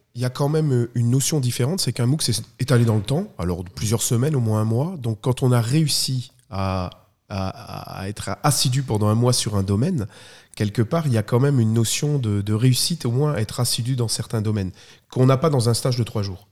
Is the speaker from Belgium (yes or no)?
yes; Belgium; je suis belge, très belge aussi